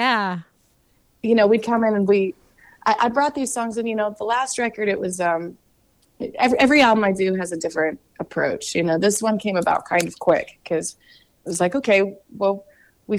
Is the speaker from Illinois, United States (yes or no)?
no; Kansas City, Missouri, United States; I'm from Kansas City